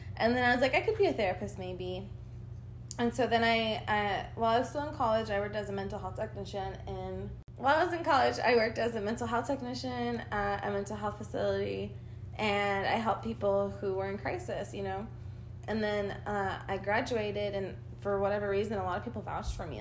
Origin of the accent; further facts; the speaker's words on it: Argentina; now in United States; I was born in Argentina. I'm an immigrant, my mom, and I came here in the year 2000.